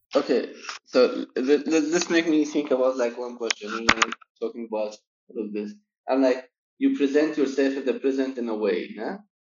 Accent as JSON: {"language": "English", "town": "Damascus", "region": "Damascus Governorate", "country": "Syria", "tie": "born or raised there", "moved": "yes", "said": "I grew up in Damascus"}